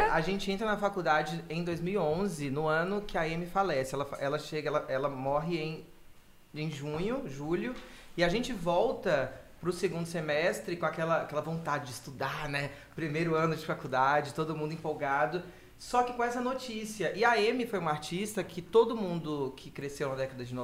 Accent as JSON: {"language": "Portuguese", "region": "Bahia", "country": "Brazil", "tie": "born or raised there", "said": "eu cresci na década de 90 na Bahia no fervo do axé, da axé music."}